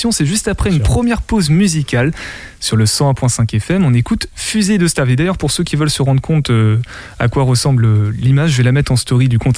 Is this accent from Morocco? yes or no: no; Angers, Pays de la Loire, France; Moi je suis d'Angers.